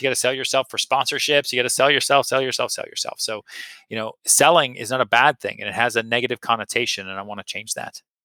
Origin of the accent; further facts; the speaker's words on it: Massachusetts outside Boston, United States; I grew up in Massachusetts outside Boston